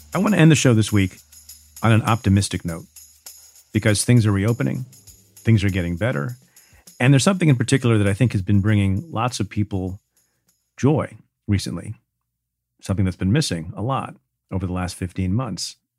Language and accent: English; New York, United States; my home state of New York